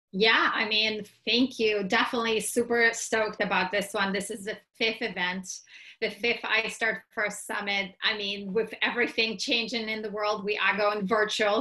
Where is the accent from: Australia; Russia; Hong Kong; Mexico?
Russia; moved away; I was born and raised in Russia